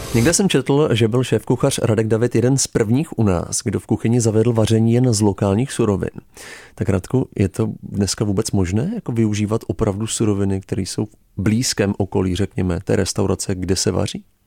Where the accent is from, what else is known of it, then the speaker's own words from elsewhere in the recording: Prague, Czechia; jako Čech, jako Pražák